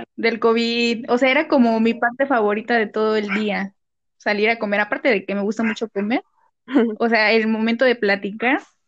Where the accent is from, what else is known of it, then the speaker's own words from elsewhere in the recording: Morelos, Mexico; moved away; yo soy de Morelos